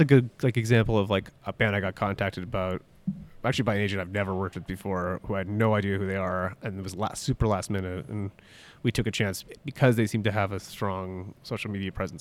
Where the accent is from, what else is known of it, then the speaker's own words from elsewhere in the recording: Toronto, Ontario, Canada; also born or lived in Halifax; I grew up in Toronto